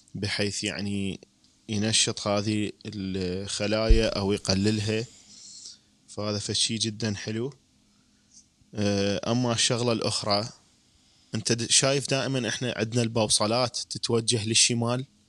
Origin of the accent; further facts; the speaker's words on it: Iraq; نحن كشعب عراقي